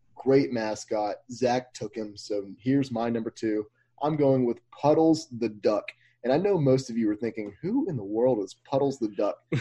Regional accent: Mobile, Alabama, United States; we grew up in Mobile, so we know about the Mobile leprechaun

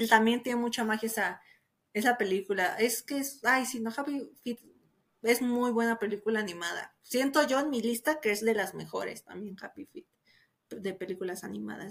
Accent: Mexico City, Mexico; aquí en la Ciudad de México, aquí como mexicano

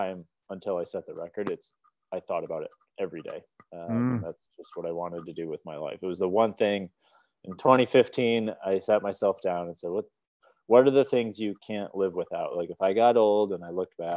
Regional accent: Eau Claire, Wisconsin, United States; now in Bloomington, United States; I'm from Eau Claire

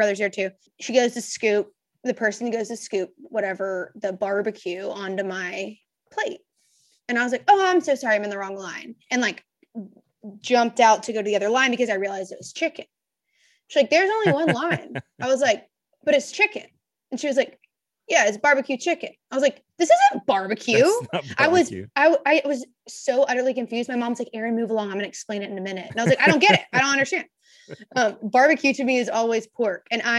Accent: Memphis, Tennessee, United States; also born or lived in Nashville; I'm from Memphis originally.

